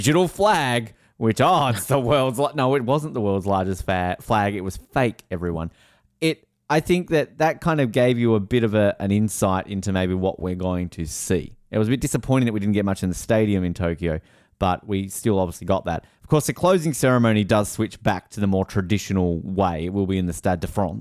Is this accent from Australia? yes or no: yes; Tasmania, Australia; my home state